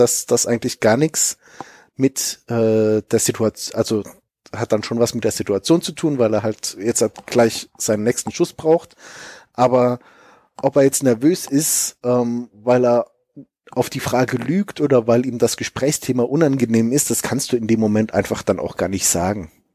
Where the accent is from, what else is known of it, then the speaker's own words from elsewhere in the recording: Germany; wir als Deutsche